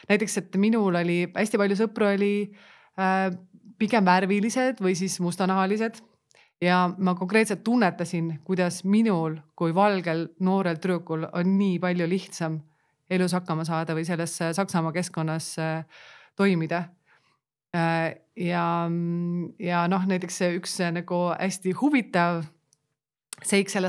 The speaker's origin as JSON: {"language": "Estonian", "town": "Pärnu", "region": "Pärnu County", "country": "Estonia"}